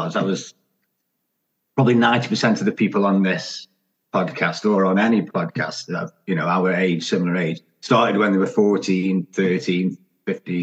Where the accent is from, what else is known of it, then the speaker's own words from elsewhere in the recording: Stoke-on-Trent, West Midlands, United Kingdom; I'm from Stoke